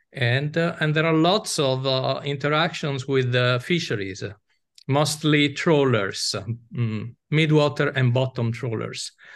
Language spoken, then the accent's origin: English; Venice, Veneto, Italy; I'm from Italy. I was born in Venice